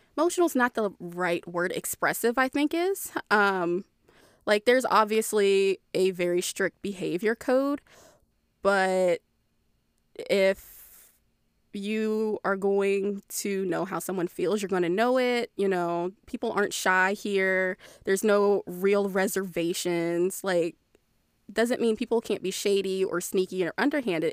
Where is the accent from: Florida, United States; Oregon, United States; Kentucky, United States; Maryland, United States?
Maryland, United States; moved away; I'm from Maryland. I have that very, that very ingrained, like, D C side of Maryland